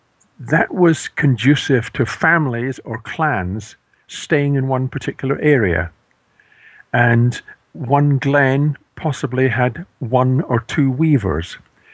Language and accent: English; Scotland, United Kingdom